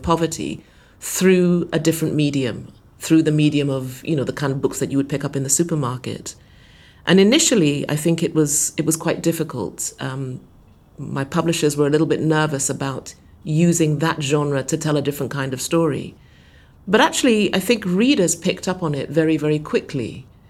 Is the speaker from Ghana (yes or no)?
yes; Ghana; one of the byproducts of growing up in Ghana, in West Africa, you know, during the 60s and 70s, as I did as a child